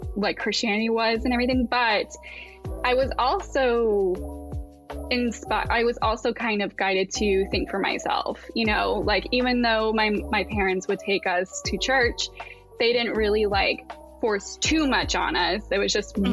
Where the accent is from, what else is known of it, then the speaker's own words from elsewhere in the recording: Asheville, North Carolina, United States; moved away as an adult; now in Pacific Northwest, United States; we moved to the Asheville area